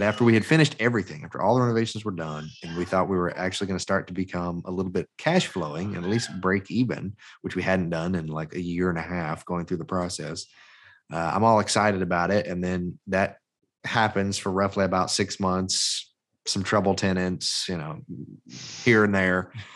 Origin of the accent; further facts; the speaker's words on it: Mobile, Alabama, United States; I'm from Mobile, Mobile, Alabama, that's where I'm at currently